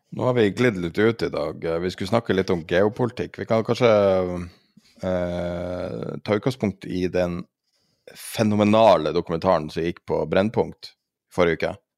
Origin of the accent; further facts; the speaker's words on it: Tromsø, Troms, Norway; i Tromsø, der jeg er fra